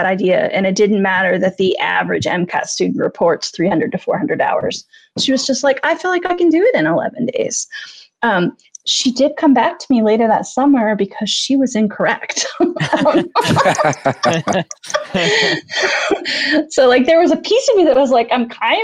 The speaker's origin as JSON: {"language": "English", "town": "Cincinnati", "region": "Ohio", "country": "United States", "tie": "born or raised there", "said": "the mayor of my hometown"}